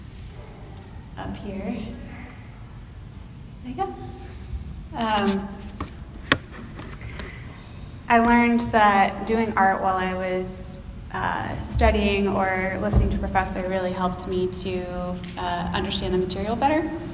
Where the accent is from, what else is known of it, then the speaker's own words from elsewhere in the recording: Texas, United States; moved away as an adult; now in Seattle, United States; I'm originally from Texas, if y'all can tell from the y'alls that I keep using